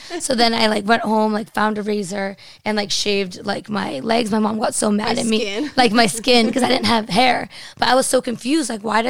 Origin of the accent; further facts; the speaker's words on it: Andover, Massachusetts, United States; moved away as an adult; also born or lived in Boston, United States; now in Los Angeles, United States; I'm not actually from Boston. I'm from Andover, kind of like a rich, preppy town that's like really into sports.